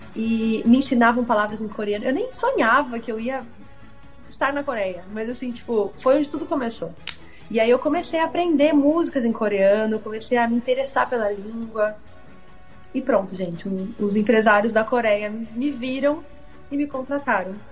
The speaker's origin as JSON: {"language": "Portuguese", "country": "Brazil", "said": "eu realmente sou brasileira, não tenho nenhuma ascendência né, asiática, oriental."}